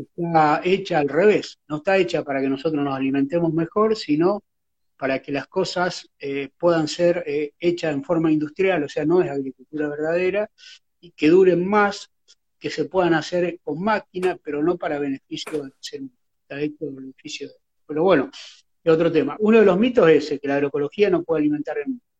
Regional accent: Rosario, Santa Fe, Argentina; yo cuando era niño acá en Rosario

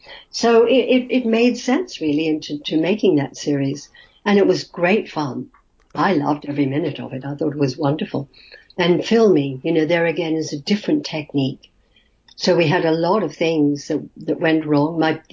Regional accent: Australia; accent: Australian; So I ran home and I instantly rubbed out my Australian accent.

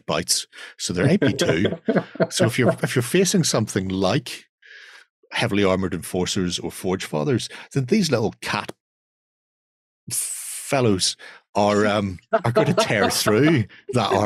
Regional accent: Ireland; being Irish

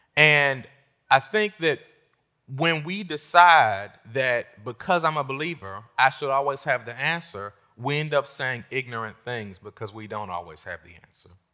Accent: Washington, District of Columbia, United States; moved away as an adult; also born or lived in North Carolina; I left my hometown of Washington, D C, and I went to the South

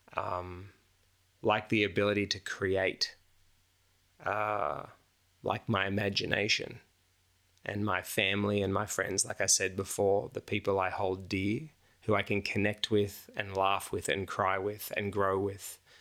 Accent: Australia; moved away as an adult; now in United States; as an Australian who's just moved to America, and I've been there like a year

